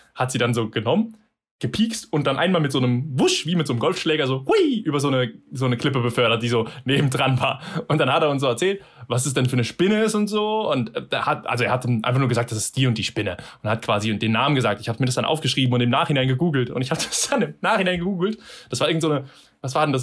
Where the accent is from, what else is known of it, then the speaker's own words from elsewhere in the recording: Germany; Wir als Deutsche